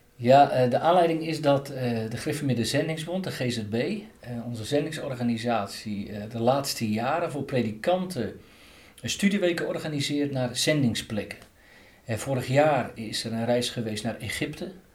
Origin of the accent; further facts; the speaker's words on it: Katwijk, South Holland, Netherlands; moved away; Ik ben opgegroeid en geboren in Katwijk aan Zee.